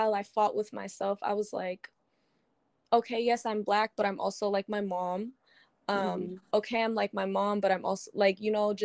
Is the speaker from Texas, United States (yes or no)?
yes; Texas, United States; moved away as an adult; also born or lived in Maryland; now in San Diego, United States; I was born in Maryland. I don't remember much of it. I moved to Texas when I was like 9. Mm-hmm. And I stayed until like I graduated high school. So that was like the bulk of like my upbringing